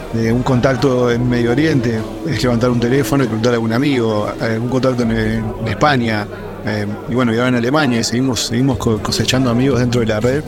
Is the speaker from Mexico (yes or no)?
no; Uruguay; also born or lived in Dubai; now in Hamburg, Germany; yo de Uruguay